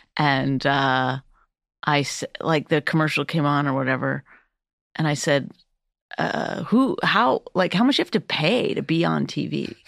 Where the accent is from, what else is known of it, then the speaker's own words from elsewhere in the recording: Northern Canada, Canada; I grew up in Northern Canada, and for a large part of my life, we didn't have running water. We lived off the land.